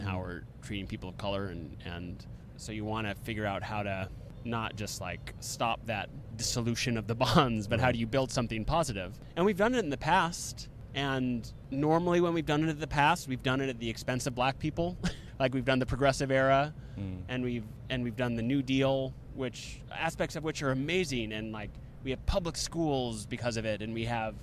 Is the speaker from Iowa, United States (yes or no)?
no; New York, United States; also born or lived in New England (Maine, Vermont); my hometown in New York